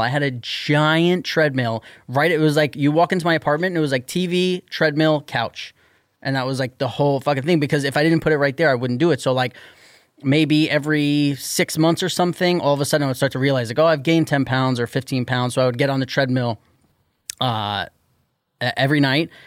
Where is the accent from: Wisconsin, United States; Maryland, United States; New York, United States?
New York, United States; New York City; I'm from New York City